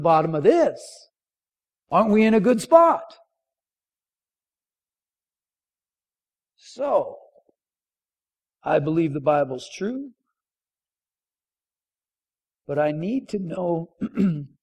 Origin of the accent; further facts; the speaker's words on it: North Dakota, United States; moved away; I'm grew up in North Dakota